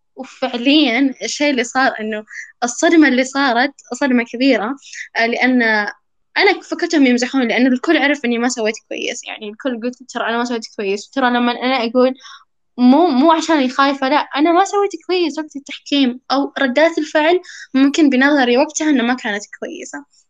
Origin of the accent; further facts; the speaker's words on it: Saudi Arabia; أنا سعودية